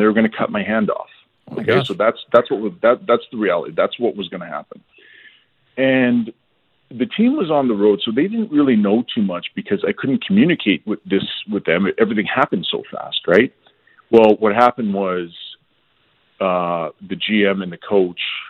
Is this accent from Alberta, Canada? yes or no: yes; Edmonton, Alberta, Canada; I'm from Edmonton.